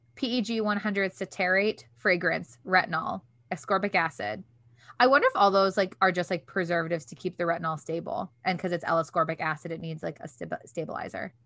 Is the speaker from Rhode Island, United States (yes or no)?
no; Detroit, Michigan, United States; also born or lived in New York City; when I would meet people in New York to be like, "Where are you from?" I'd be like, "Detroit."